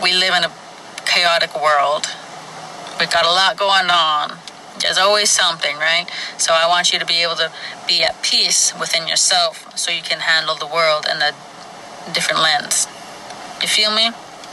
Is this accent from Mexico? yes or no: no; Flin Flon, Manitoba, Canada; I was born and raised in Flin Flon, Manitoba, Canada